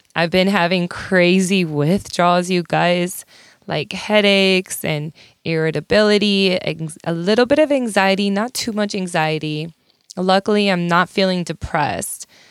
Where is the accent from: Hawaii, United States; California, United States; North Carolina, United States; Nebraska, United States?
Nebraska, United States; hometown fifteen minutes from Gibbon; I lived in a tiny town called Gibbon, Nebraska.